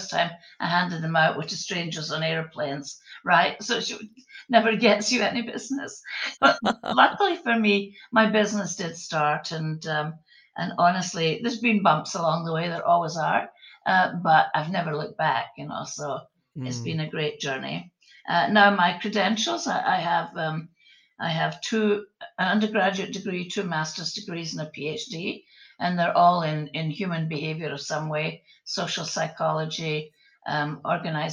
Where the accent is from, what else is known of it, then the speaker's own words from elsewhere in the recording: Scotland, United Kingdom; accent: Scottish; moved away as an adult; now in Florida, United States; my Scottish accent, because you'll pick it up pretty quickly. I'm originally from Scotland, although I've lived in Florida since 1980